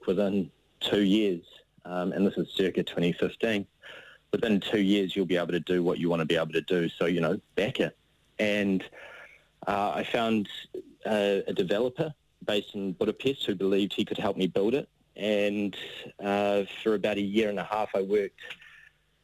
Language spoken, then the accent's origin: English; New Zealand; moved away as an adult; I'm a Kiwi, and I've always wanted to come home.